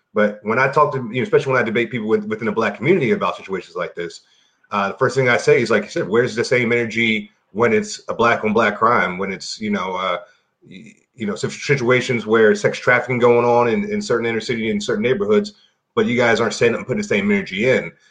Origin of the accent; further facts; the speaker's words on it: Baltimore, Maryland, United States; I grew up in Baltimore